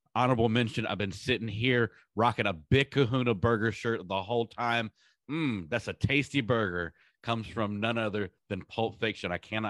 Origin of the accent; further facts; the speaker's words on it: Durham, North Carolina, United States; Bull Durham. I'm from Durham. Okay. Kevin Costner, Susan Sarandon, filmed here. It's history for me.